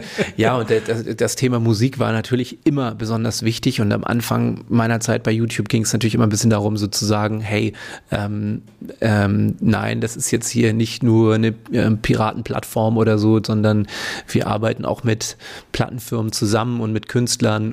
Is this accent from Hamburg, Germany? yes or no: yes; Hamburg, Germany; moved away as an adult; also born or lived in Sydney; now in Berlin, Germany; ich komme ursprünglich aus Hamburg, also Hamburger Jung und äh, da geboren, aufgewachsen